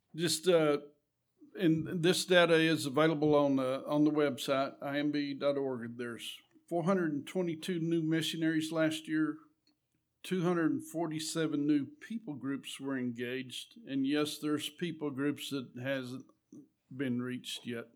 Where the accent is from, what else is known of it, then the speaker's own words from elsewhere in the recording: Eunice, New Mexico, United States; I was raised right there in Eunice. Been there all our lives